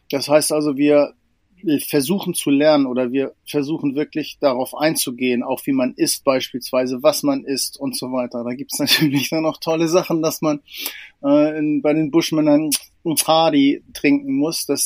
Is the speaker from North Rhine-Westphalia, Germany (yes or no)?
no; Lower Saxony, Germany; also ich bin auf dem Land groß geworden, in einem kleinen Dorf in der Nähe von Spieker an der Nordseeküste